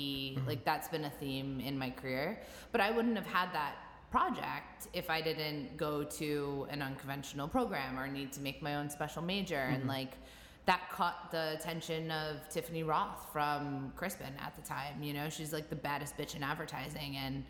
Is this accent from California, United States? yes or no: no; New York, United States; Because I'm from New York.